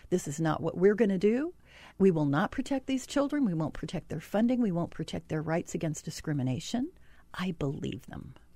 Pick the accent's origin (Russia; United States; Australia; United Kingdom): United States; Utah; I'm from Utah.